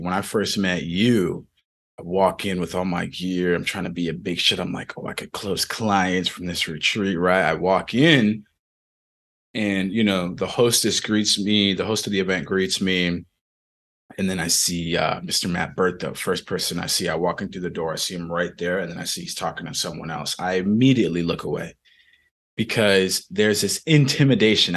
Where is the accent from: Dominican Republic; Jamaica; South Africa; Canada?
Dominican Republic; moved away; I was born in the Dominican Republic